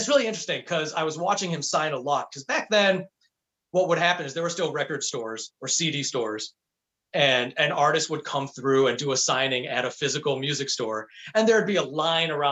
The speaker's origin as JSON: {"language": "English", "town": "Chicago", "region": "Illinois", "country": "United States", "tie": "born or raised there", "said": "growing up in Chicago"}